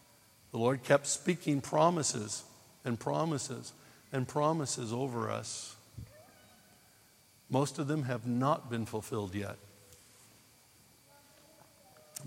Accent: United States; moved away; I'm an American

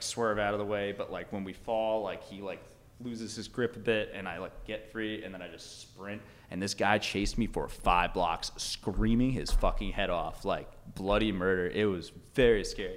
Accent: New York, United States; moved away; I grew up in New York

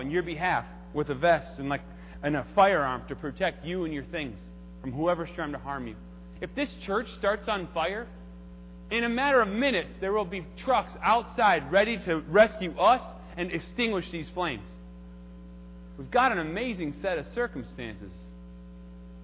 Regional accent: Minnesota, United States; I'm from Minnesota

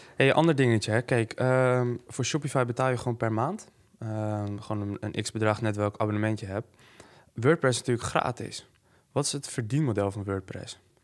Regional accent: Netherlands

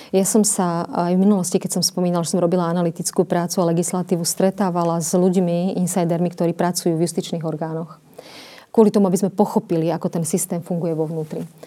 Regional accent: Slovakia; Slovenka automaticky, samozrejme. Na Slovensku sa narodila

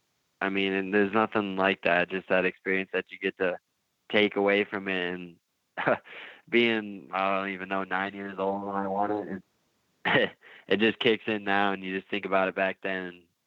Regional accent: Sturgis, South Dakota, United States; About 5,000 to 6,000 people here. I mean, it's a small town, and you can probably get from one end to the other in abou

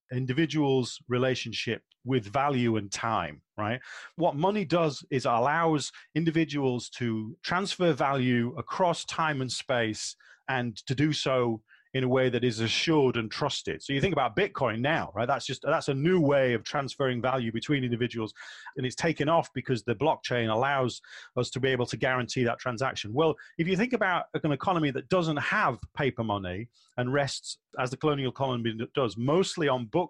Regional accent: England, United Kingdom; I'm an Englishman

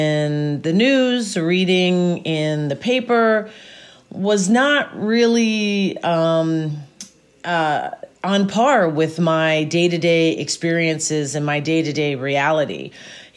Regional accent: Gettysburg, Pennsylvania, United States; also born or lived in New York City; I am from Gettysburg, Pennsylvania, born and raised in Gettysburg, Pennsylvania

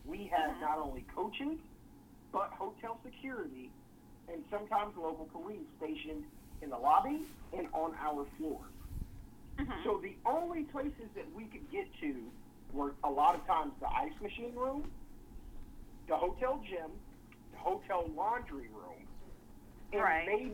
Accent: Houston, Texas, United States; my hometown team, Houston Rockets

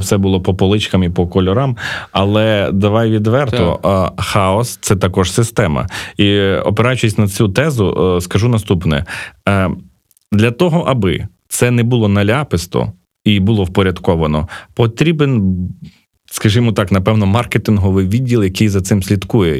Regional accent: Uzhhorod, Zakarpattia Oblast, Ukraine; now in Kyiv, Ukraine; я уродженець Ужгорода

